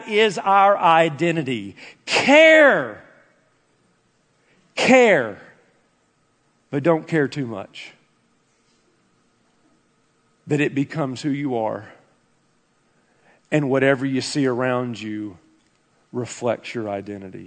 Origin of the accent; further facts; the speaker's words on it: United States; as an American